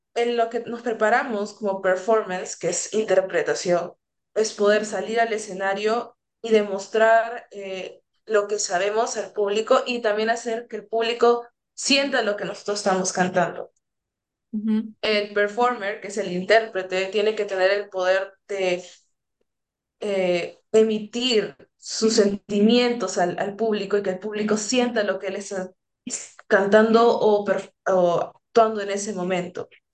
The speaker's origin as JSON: {"language": "Spanish", "region": "Lima", "country": "Peru", "tie": "born or raised there", "moved": "as an adult", "lives_now": "United States", "said": "donde yo vengo en San Juan de Miraflores"}